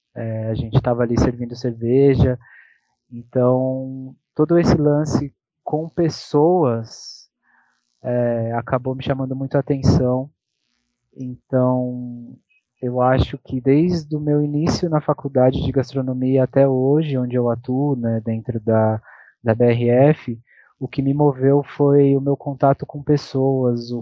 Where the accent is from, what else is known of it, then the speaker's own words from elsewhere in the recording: Campos do Jordão, São Paulo, Brazil; moved away; eu tive que voltar para Campos do Jordão, que é a minha cidade natal